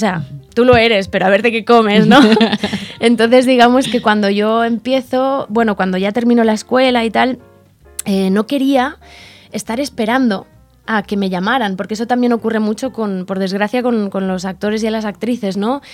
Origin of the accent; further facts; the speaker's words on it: Logroño, La Rioja, Spain; Yo soy de Logroño